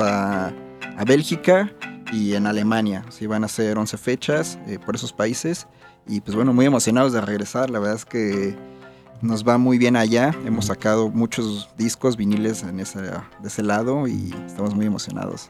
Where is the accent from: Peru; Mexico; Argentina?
Mexico; Somos los únicos mexicanos, y latinos